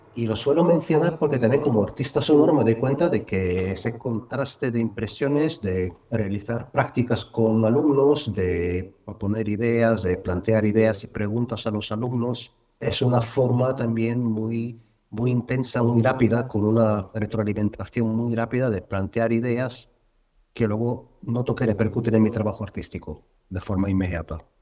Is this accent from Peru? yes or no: no; Bulgaria; now in Madrid, Spain; vivo en Madrid, aunque no nací en Madrid, nací en Bulgaria